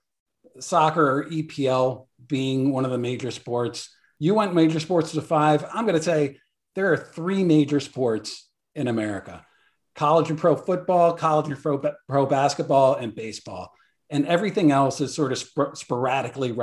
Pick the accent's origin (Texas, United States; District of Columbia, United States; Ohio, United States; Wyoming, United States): District of Columbia, United States; Washington; My hometown, Washington, D.C.